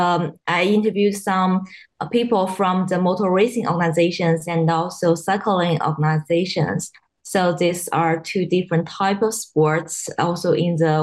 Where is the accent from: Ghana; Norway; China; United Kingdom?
China; Shandong; now in Australia; I'm from China. So it's the north part of China, Shandong province.